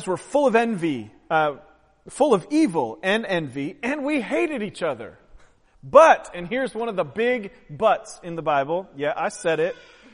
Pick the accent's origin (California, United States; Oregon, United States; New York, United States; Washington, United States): Oregon, United States; I'm from Oregon